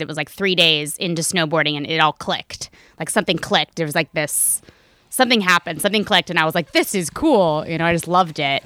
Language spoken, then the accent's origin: English; Raleigh, North Carolina, United States; moved away; where I'm from in North Carolina, I'm from Raleigh